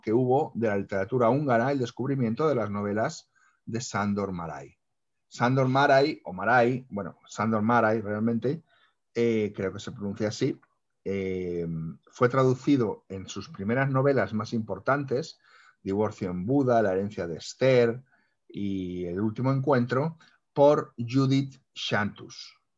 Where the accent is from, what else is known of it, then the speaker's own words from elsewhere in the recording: Spain; como lectores españoles